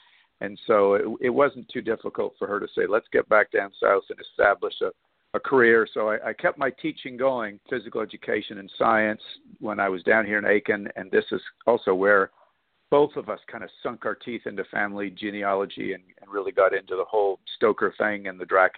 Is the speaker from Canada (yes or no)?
yes; Canada; now in -; I actually spent 6 months in your city, in San Antonio, as a Canadian guest of the U.S. training center down there at Fort Sam Houston for modern pentathlon